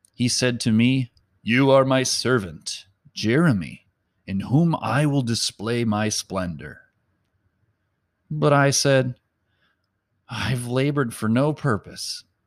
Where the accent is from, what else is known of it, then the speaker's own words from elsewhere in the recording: Mound, Minnesota, United States; a burden for my hometown